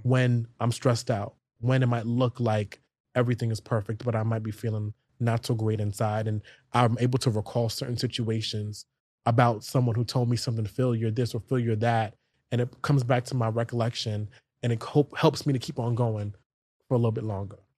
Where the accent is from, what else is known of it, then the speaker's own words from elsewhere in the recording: New York City, New York, United States; I grew up in New York City schools. I went to school in Canarsie, Brooklyn, all the way to Fort Greene, Brooklyn